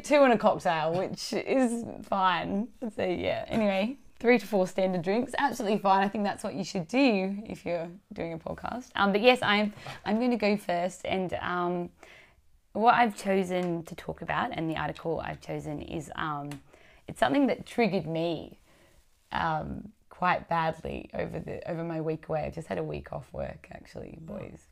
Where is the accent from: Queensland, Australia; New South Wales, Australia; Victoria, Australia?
New South Wales, Australia; Wollongong; we're all kindred spirits from the Gong um, me from the northern suburbs